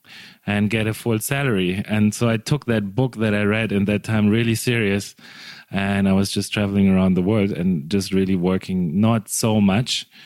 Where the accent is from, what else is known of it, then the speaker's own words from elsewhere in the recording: Germany; moved away as an adult; also born or lived in Cape Town, South Africa; I'm from Germany, but in 2005, I went to study in Cape Town.